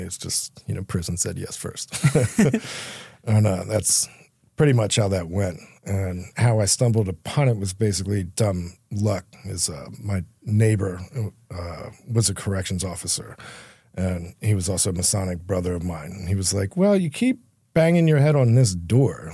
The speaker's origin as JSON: {"language": "English", "town": "Philadelphia", "region": "Pennsylvania", "country": "United States"}